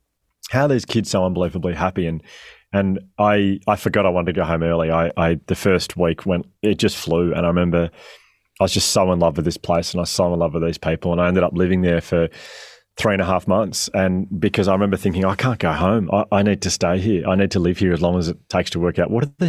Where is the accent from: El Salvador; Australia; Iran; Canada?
Australia; As a kid growing up, so I'm 41 now. As a kid growing up in Australia with my family, as a family, we're obsessed with Billy Connolly.